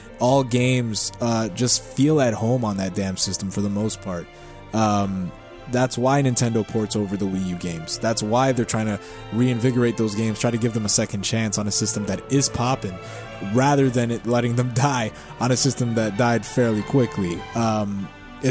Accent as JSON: {"language": "English", "country": "Canada", "said": "I am a Canadian citizen"}